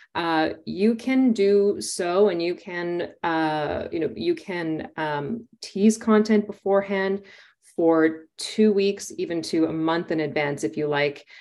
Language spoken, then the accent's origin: English; Winnipeg, Manitoba, Canada; now in Toronto, Canada; my hometown of Winnipeg, which I'm now in Toronto